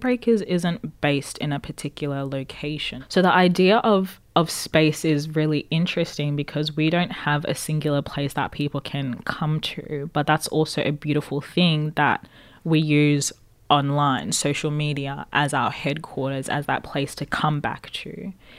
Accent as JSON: {"language": "English", "country": "Zimbabwe", "moved": "yes", "lives_now": "Australia", "said": "I come from Zimbabwe"}